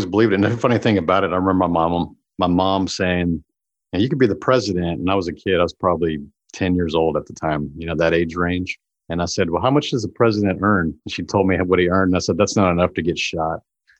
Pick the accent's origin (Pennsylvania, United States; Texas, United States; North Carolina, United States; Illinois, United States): Texas, United States; Houston; because we grew up around NASA in Houston area.